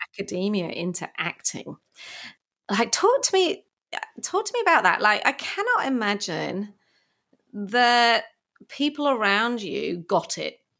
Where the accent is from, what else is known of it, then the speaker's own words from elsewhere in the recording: England, United Kingdom; now in Australia; being English myself